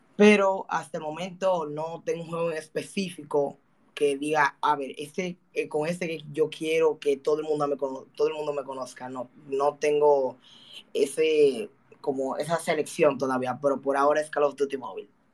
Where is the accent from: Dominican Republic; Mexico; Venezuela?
Dominican Republic; Quiero llevar a mi país a lo más alto a través del mundo de los juegos.